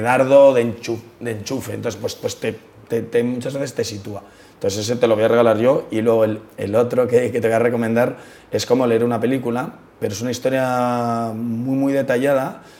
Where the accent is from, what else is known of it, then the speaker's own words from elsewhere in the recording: Madrid, Community of Madrid, Spain; todo el mundo se piensa que somos de fuera, pero somos madrileños